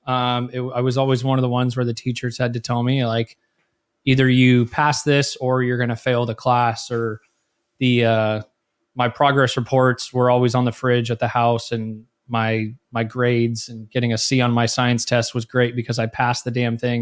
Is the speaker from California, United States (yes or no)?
yes; Millbrae, California, United States; I was born in Millbrae, California, which is, uh, about ten minutes south of San Francisco.